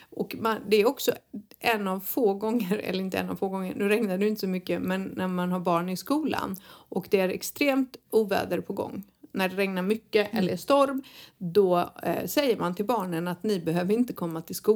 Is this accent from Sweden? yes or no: yes; Sweden; now in Spain; så kommer vi från Sverige